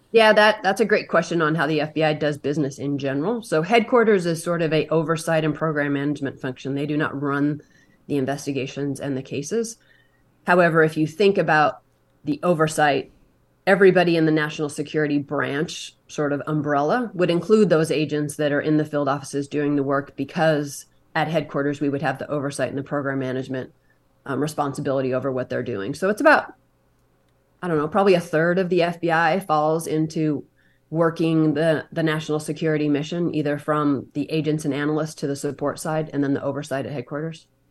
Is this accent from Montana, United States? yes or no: yes; Montana, United States; I grew up in Montana, a small town